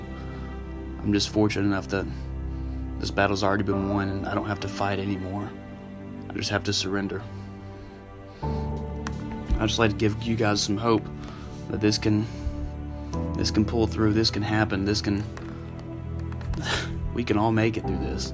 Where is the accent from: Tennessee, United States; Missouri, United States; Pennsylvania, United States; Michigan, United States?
Tennessee, United States; Nashville; moved away as an adult; also born or lived in Alabama; I'm from Nashville, Tennessee, 25 years old, here in phase one at the Refuge.